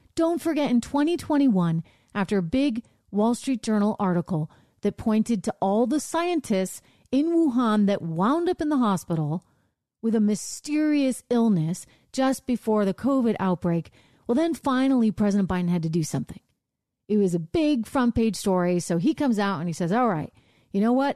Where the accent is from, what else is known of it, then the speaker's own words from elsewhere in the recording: Northeast, United States; I'm from the Northeast.